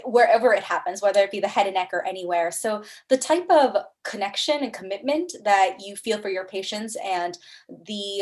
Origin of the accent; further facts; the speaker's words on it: Bethesda, Maryland, United States; moved away; also born or lived in Cleveland, Ohio / Columbus, Ohio; I'm originally from the Bethesda, Maryland area